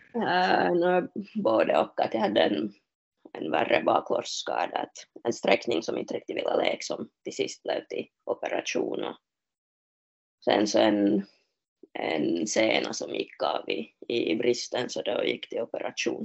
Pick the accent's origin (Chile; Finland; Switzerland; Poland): Finland; Smedsby, Ostrobothnia; moved away as an adult; now in Kuopio, Finland; där jag är hemma i Smesby